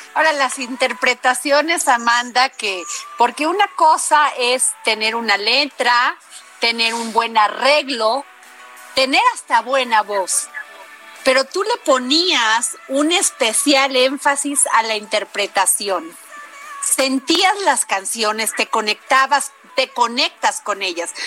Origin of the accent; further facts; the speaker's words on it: Veracruz, Mexico; en Veracruz de donde yo soy